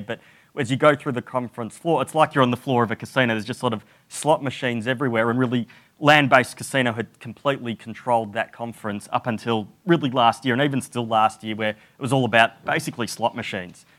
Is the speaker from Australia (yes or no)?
yes; Australia; moved away; as an Australian